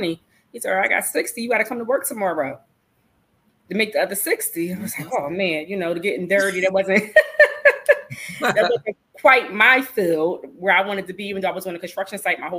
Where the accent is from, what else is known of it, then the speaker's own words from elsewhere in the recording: Philadelphia, Pennsylvania, United States; I'm from North Philly, like literally in the center of North Philly